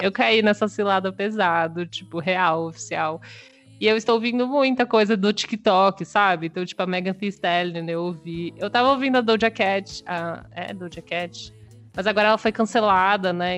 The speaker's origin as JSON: {"language": "Portuguese", "region": "São Paulo", "country": "Brazil", "said": "eu sou de São Paulo"}